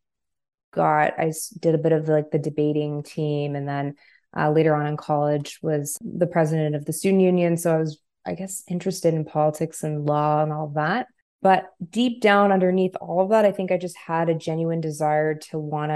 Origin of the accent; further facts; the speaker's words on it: Montreal, Quebec, Canada; I'm from Montreal